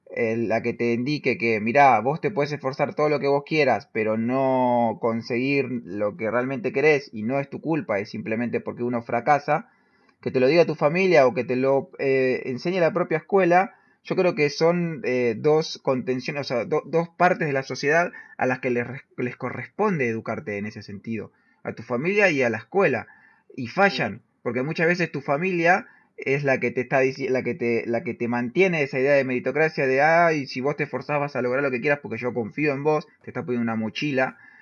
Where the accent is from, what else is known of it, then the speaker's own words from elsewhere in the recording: La Matanza, Buenos Aires Province, Argentina; yo me crié en La Matanza